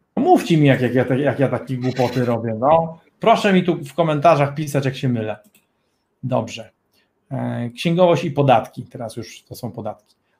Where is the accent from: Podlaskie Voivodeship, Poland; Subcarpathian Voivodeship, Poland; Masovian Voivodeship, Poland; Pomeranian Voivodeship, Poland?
Pomeranian Voivodeship, Poland; Gdynia; my jesteśmy prostymi chłopakami z małej wioski rybackiej nad morzem, z Gdyni